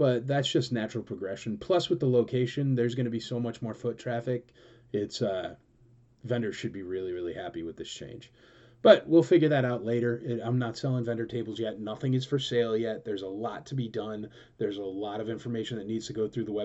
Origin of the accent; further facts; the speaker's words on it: United States; moved away; also born or lived in New York; I'm originally a, you know, Connecticut, New Yorker kind of guy